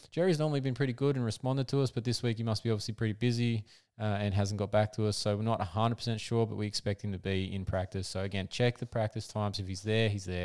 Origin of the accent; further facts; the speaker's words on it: Australia; as an Aussie